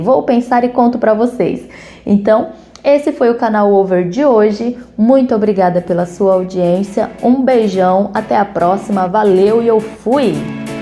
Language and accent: Portuguese; Brazil; also born or lived in São Paulo; como brasileiro